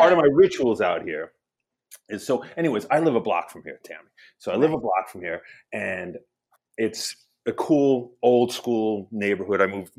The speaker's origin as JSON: {"language": "English", "town": "Hamden", "region": "Connecticut", "country": "United States", "tie": "born or raised there", "said": "we're growing up in Hamden in the late seventies, early eighties or seventies eighties"}